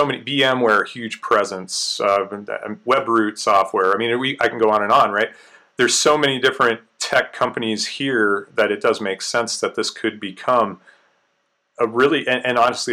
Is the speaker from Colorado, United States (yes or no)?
yes; Colorado, United States; I'm actually from Colorado myself, and in Colorado right now.